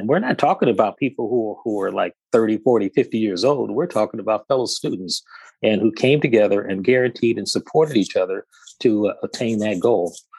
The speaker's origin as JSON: {"language": "English", "town": "Detroit", "region": "Michigan", "country": "United States", "tie": "born or raised there", "said": "I'm from the great city of Detroit and uh, born and raised there"}